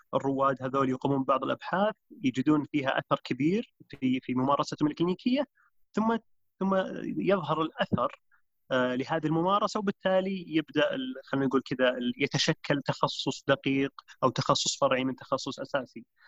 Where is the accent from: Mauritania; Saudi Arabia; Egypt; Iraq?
Saudi Arabia; Riyadh, Riyadh Province; also born or lived in Canada; انا شاب سعودي عمري 34 آه، سنه نشات وترعرعت في في الرياض